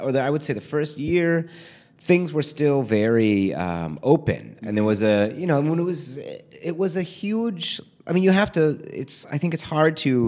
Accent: Midwest, United States; I mean, so I'm from the Midwest. Most of my family is from Detroit.

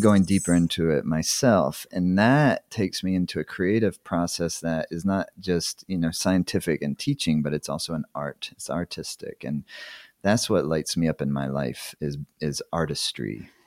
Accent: South Carolina, United States; moved away as an adult; also born or lived in Tennessee; I grew up in the Southeast United States in the eighties

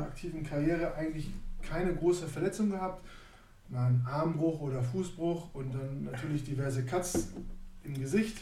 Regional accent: Neustadt am Rübenberge, Lower Saxony, Germany; moved away; wir sind aus Neustadt

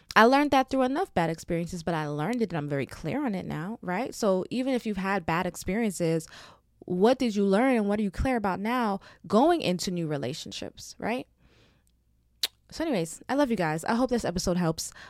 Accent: Jamaica; I'm Jamaican

